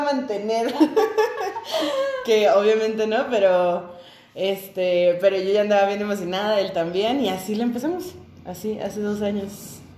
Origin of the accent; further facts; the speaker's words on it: Tijuana, Baja California, Mexico; somos de Tijuana, nacidos y criados en Tijuana